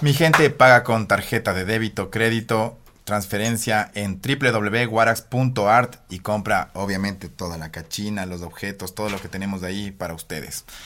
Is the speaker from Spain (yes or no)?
no; Ambato, Tungurahua, Ecuador; now in Baños de Agua Santa, Ecuador; regresé no a Ambato, que de ahí soy